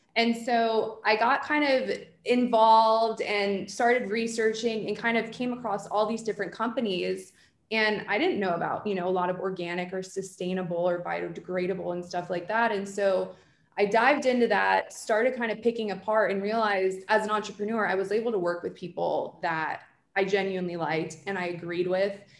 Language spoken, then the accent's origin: English; New Jersey, United States; I'm from Jersey